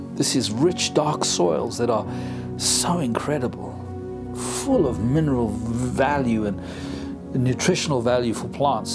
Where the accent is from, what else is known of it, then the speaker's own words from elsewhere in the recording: South Africa; first language English; I'm a English speaking South African.